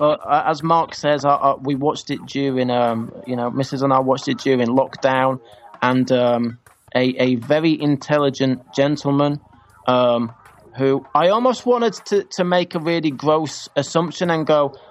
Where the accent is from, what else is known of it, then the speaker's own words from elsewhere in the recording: England, United Kingdom; As English people and people from the UK